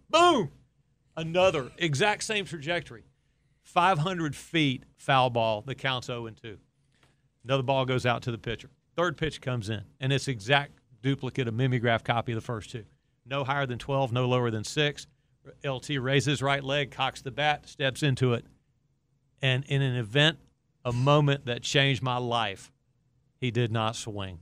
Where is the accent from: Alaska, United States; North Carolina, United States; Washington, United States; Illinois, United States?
North Carolina, United States; Chapel Hill; my hometown of Chapel Hill